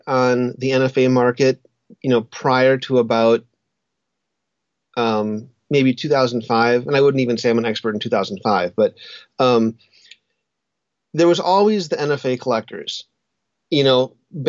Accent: Wisconsin, United States; moved away as an adult; also born or lived in Colorado; I grew up hunting in Wisconsin, and then I moved to Colorado when I was, 22 or something like

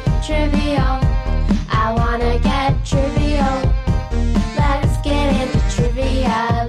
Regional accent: Ohio, United States; born or raised there; now in Seattle, United States

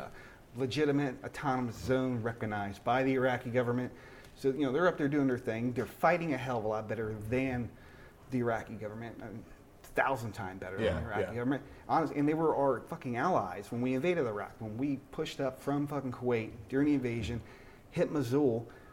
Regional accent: United States; I'm an American

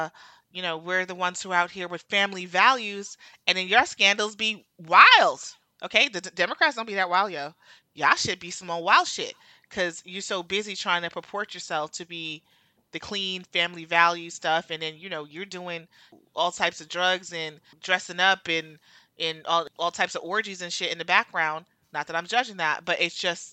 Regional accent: New Jersey, United States; I'm from Jersey

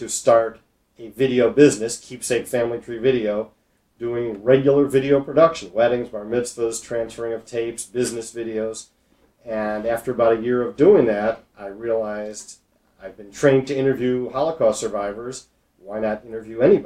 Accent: Skokie, Illinois, United States; I grew up in Skokie

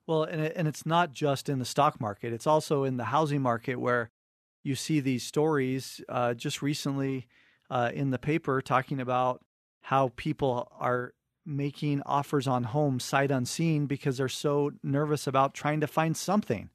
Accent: Cottonwood Heights, Utah, United States; we grew up in Cottonwood Heights

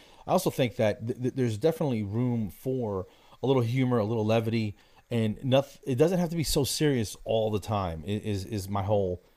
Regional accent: Passaic, New Jersey, United States; now in Atlanta, United States; I grew up in New Jersey

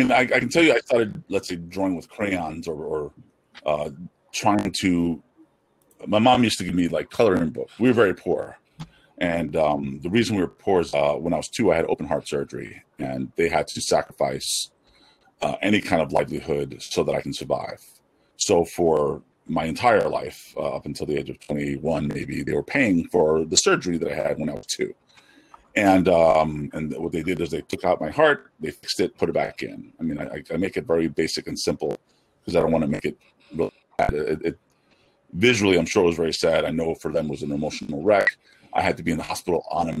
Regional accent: New York City, New York, United States; also born or lived in Flushing, Queens; I'm born in Elmhurst, Queens, New York. And now I live in Flushing, Queens

